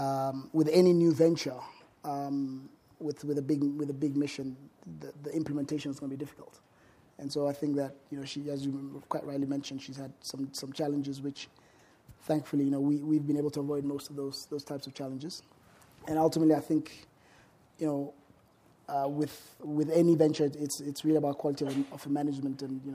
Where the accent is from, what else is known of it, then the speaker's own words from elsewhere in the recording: Ghana; also born or lived in Africa; So I'm from Ghana originally, but grew up.